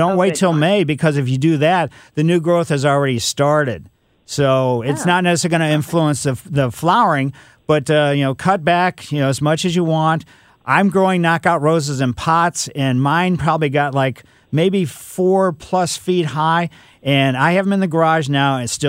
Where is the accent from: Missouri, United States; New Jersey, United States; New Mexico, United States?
Missouri, United States; Ellisville; But growing up in Ellisville, which is, you know, West County, we had peach trees and we had cherry tree in our backyard.